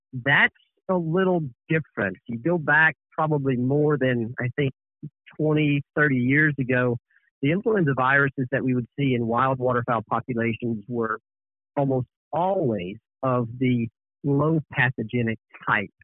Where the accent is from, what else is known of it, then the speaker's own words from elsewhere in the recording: Calhoun County, Mississippi, United States; moved away; I grew up in Calhoun County